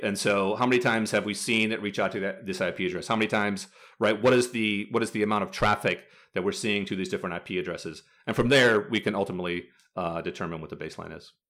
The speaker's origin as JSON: {"language": "English", "region": "Midwest", "country": "United States", "moved": "yes", "lives_now": "California, United States", "said": "I'm from the Midwest originally, uh, and I live in California now"}